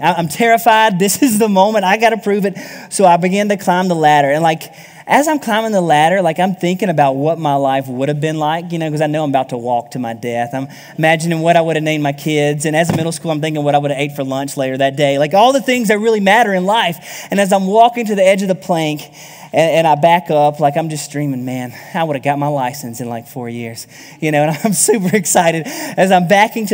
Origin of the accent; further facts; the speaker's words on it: South Alabama, United States; I grew up in South Alabama